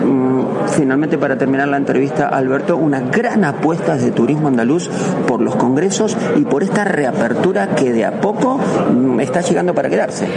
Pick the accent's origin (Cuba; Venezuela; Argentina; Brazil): Argentina; Patagonia; now in Málaga, Spain; los que somos mm, de la Patagonia que resistimos el frío